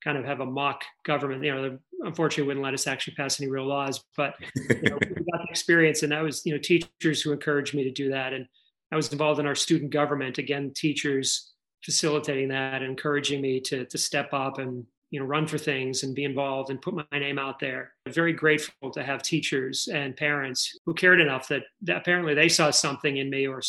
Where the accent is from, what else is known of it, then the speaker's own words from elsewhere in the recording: Falmouth, Massachusetts, United States; moved away as an adult; also born or lived in Boston, Massachusetts / Washington, D.C.; I was born in Boston. My father was a Ukrainian immigrant, came to this country when he was five. My mother's from a big Irish Catholic family in Boston. So we've got these two great cultures merging in our family. And I grew up in a town, Falmouth, on Cape Cod